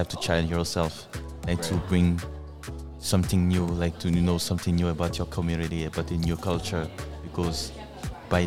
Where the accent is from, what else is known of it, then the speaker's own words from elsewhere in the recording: Côte d’Ivoire; now in Canada; I come from Ivory Coast too.